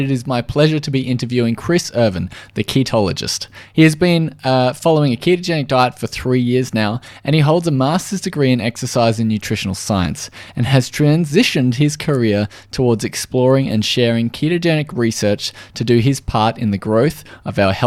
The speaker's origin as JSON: {"language": "English", "country": "Australia", "said": "I am from Australia, if you hadn't already guessed from the accent"}